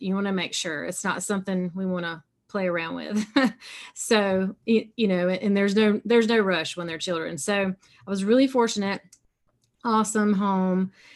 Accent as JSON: {"language": "English", "region": "South Carolina", "country": "United States", "accent": "southern", "said": "I live in South Carolina, so you can tell a little bit by my accent. I got some southern sound in it"}